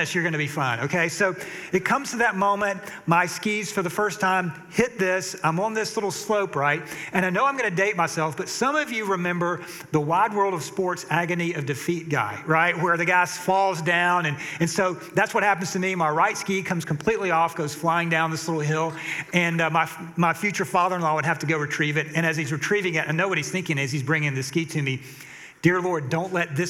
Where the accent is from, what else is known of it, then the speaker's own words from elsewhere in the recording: Atlanta, Georgia, United States; I'm from Atlanta